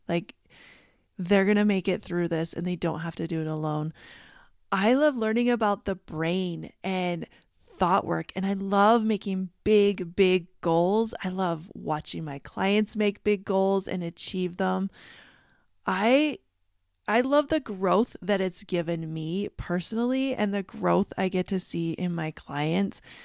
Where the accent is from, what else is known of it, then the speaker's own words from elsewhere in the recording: Canada; moved away; I grew up in Canada